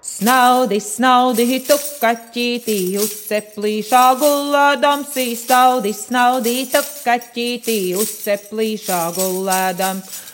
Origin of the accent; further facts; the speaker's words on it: Kuldīga, Kuldīga Municipality, Latvia; Reiz esmu no Kuldīgas, dzimusi kuldīdzniece, un visa mana dzīve ir saistīta ar kurzemi.